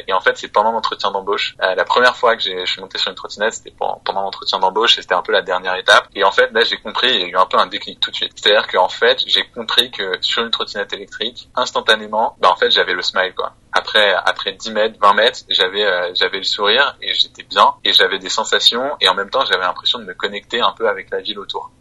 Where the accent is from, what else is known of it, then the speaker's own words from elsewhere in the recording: Auvergne-Rhône-Alpes, France; moved away as an adult; also born or lived in Seine-Saint-Denis / Menton / Lyon; now in Paris, France; je suis né dans le 93. Mhm. mes deux parents sont policiers. Après, on a habité quelques temps à Menton. Ensuite, j'ai grandi en Auvergne